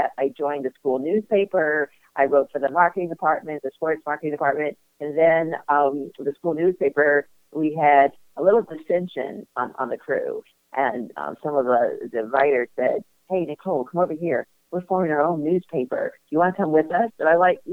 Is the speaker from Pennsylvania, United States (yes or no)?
no; St. Louis, Missouri, United States; also born or lived in Chicago; I grew up in St. Louis, Missouri, and I went to school in Chicago